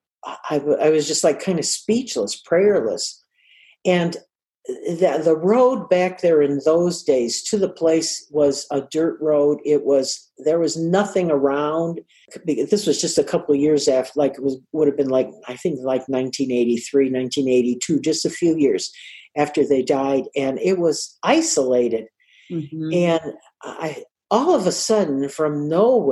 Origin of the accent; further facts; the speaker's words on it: United States; we're, you know, the States.